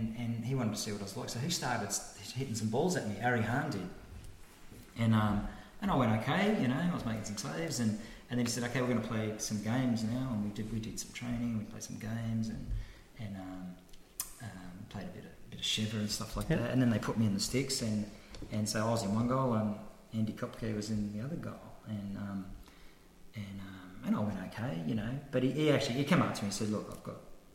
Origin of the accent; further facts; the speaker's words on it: Australia; being Australian